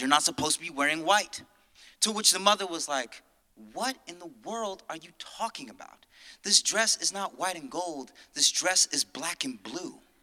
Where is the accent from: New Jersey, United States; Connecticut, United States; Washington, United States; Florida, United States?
Connecticut, United States; now in New York, United States; I'm originally from Connecticut